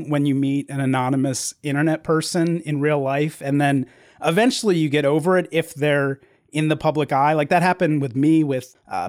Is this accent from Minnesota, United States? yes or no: no; Delaware, United States; also born or lived in Pittsburgh, Pennsylvania; now in Texas, United States; I grew up in Delaware